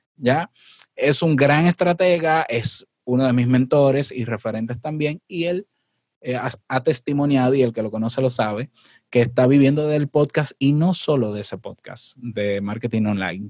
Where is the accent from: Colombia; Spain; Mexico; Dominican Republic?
Dominican Republic; este 23 de octubre en Santo Domingo, en mi país